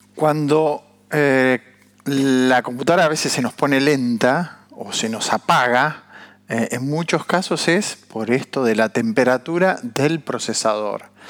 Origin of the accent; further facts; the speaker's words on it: Argentina; como argentinos